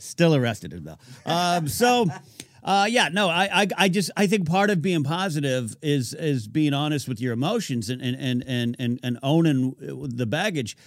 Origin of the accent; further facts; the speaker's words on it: California, United States; born and raised in California